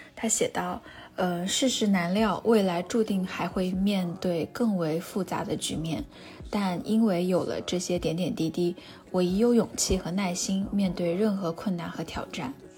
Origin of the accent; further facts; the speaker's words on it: Wuhan, Hubei, China; 我跟他是同一所学校的子弟，在华中科技大学生活了十八年